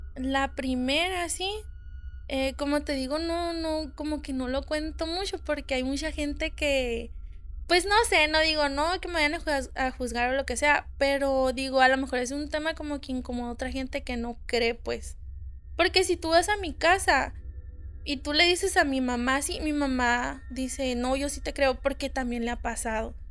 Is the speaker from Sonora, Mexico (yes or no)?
yes; Hermosillo, Sonora, Mexico; soy de aquí, de Hermosillo